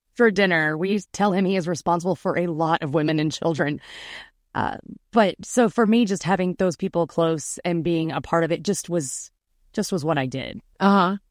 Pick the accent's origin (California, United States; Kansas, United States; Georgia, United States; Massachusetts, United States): Georgia, United States; Atlanta; I am from Atlanta. I still live in Atlanta. I've grown up here